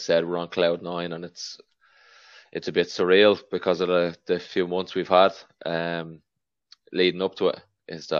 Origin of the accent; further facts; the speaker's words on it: Dublin, Leinster, Ireland; I'm from Knocklyon where Gary's from